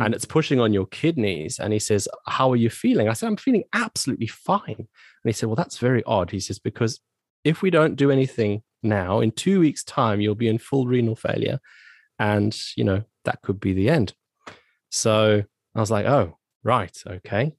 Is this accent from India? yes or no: no; Zimbabwe; moved away as an adult; also born or lived in South Africa; now in United Kingdom; I was born and raised in Zimbabwe, which is a country in Southern Africa